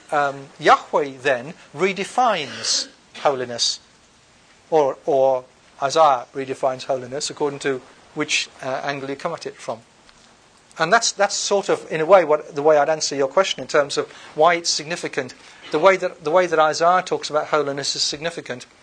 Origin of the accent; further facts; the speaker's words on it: United Kingdom; I'm British.